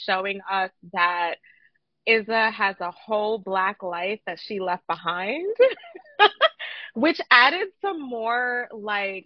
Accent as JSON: {"language": "English", "town": "New York City", "region": "New York", "country": "United States", "tie": "born or raised there", "said": "I grew up in Brooklyn"}